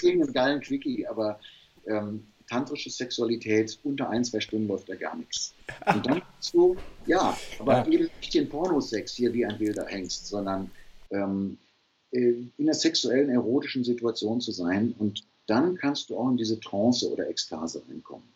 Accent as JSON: {"language": "German", "area": "Ruhr area", "region": "North Rhine-Westphalia", "country": "Germany", "said": "Ich komme aus dem Ruhrpott"}